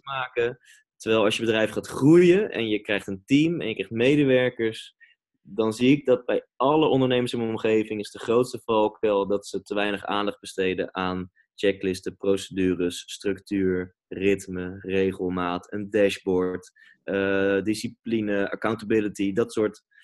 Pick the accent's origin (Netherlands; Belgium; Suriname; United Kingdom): Netherlands; Amersfoort, Utrecht; moved away as an adult; also born or lived in Reeuwijk / Gouda; now in Amsterdam, Netherlands; Amersfoort is wel de plek waar ik eh, ben opgegroeid